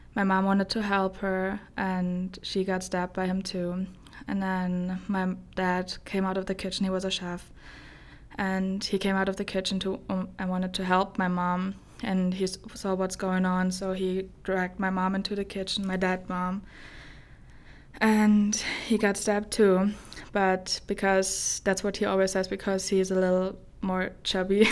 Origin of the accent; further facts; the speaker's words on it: Germany; English is a second language; moved away as an adult; now in Sterling, United States; I, uh, grew up in a old town in Germany. It's about, like, an hour away from Frankfurt.